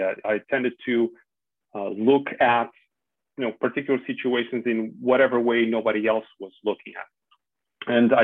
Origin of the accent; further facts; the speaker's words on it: Portugal; moved away as an adult; also born or lived in Spain; now in Netherlands; I'm Portuguese, born and raised. I studied there, and I started my career in Portugal